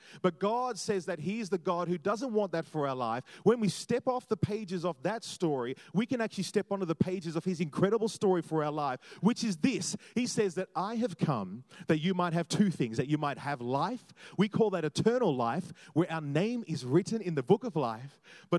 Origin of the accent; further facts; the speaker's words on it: Jamaica; also born or lived in Australia; I loved growing up in all those different places because, you know, growing up in Australia was cool because I was like the Jamaican guy, which is kind of cool.